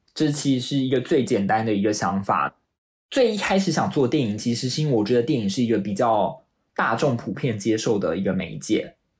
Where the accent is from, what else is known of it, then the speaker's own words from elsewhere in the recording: Taiwan; now in London, United Kingdom; 我自己作为台湾人，我做一个说华语的人